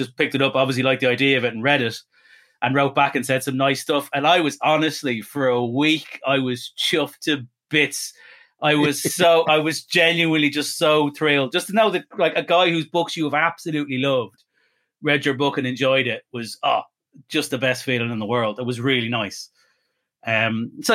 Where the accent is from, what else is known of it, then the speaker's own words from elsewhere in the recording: Ireland; I'm Irish Catholic